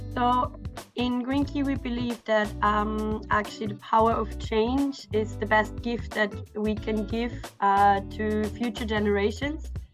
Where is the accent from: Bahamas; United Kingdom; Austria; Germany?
Austria; English is a second language; moved away; I'm originally from Austria